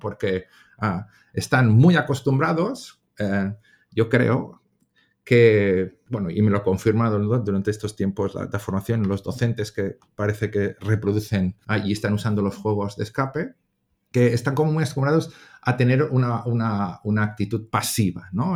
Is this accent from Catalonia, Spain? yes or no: yes; Catalonia, Spain; also born or lived in England; soy un profe catalán, nacido en Inglaterra, de, procedencia polaca, porque mis abuelos son polacos